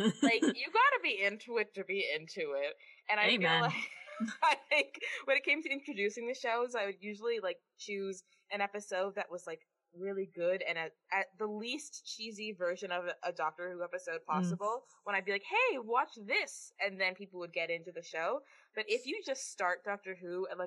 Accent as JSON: {"language": "English", "country": "Canada", "said": "we're from Canada"}